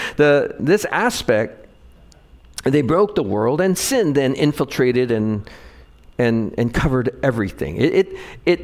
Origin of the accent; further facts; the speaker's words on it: Hawaii, United States; Growing up in Hawaii